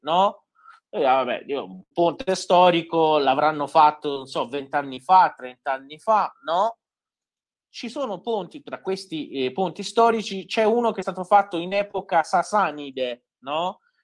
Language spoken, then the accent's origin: Italian; Iran; also born or lived in Isfahan (maternal family); Io da iraniano